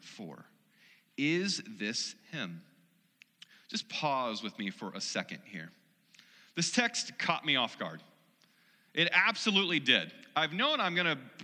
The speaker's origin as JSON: {"language": "English", "region": "Missouri", "country": "United States", "said": "I'm from the Show Me State, I'm from Missouri"}